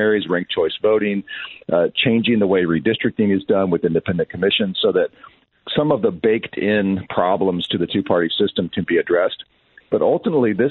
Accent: Bloomington, Illinois, United States; moved away; also born or lived in Elmhurst, Illinois / Chicago; Grew up in Bloomington Normal, went to school out in Elmhurst, and spent a lot of time in the city in my college years.

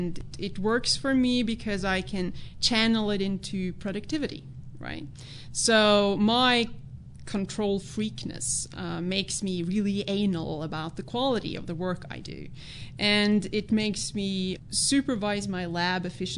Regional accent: Norway; moved away as an adult; now in United States; I'm Norwegian. Yeah, I grew up in Norway.

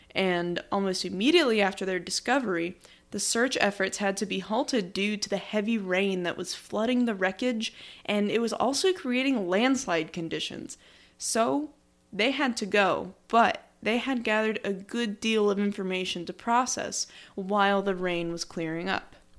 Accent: United States; as an American

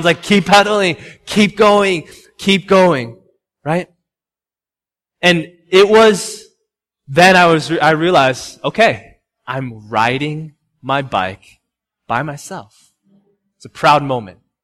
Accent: Chicago, Illinois, United States; also born or lived in Homewood, Illinois; now in Massachusetts, United States; I'm from Chicago

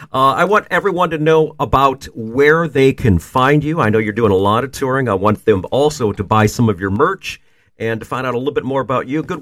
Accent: La Porte, Indiana, United States; Indiana, is my hometown, and I love

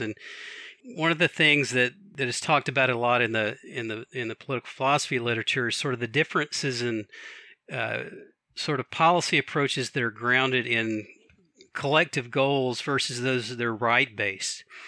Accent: Atlanta, Georgia, United States; also born or lived in Washington, D.C. area / Alexandria, Virginia; now in Takoma Park, United States; I actually gr-, gr-, grew up in Atlanta, Georgia, but I've lived here, I think, longer than I've lived anywhere else

